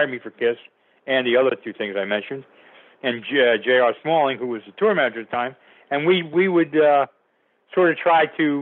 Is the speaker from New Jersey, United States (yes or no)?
yes; Passaic, New Jersey, United States; Passaic, New Jersey, which was my hometown.